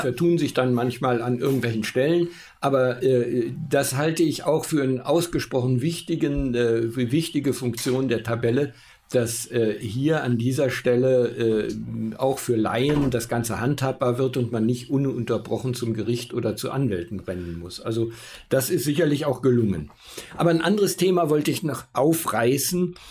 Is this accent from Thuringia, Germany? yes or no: no; Augsburg, Bavaria, Germany; Ich komme aus Augsburg